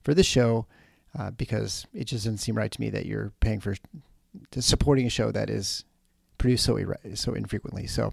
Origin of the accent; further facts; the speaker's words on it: United States; as an American, I was in high school in 1989